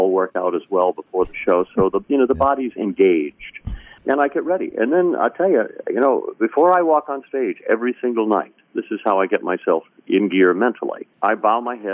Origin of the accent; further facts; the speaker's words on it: Connecticut, United States; also born or lived in Maine / Boston / Vermont; I'm a New England boy. I was born in Maine. I grew up most of my life in Connecticut